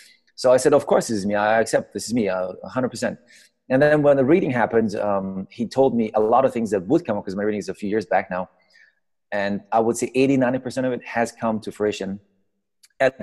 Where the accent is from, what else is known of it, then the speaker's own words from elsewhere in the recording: Iran; also born or lived in Austria; I grew up in Iran.